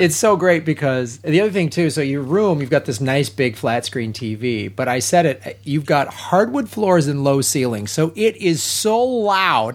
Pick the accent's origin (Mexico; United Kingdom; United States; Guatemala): United States; Chicago, Illinois; I'm from Chicago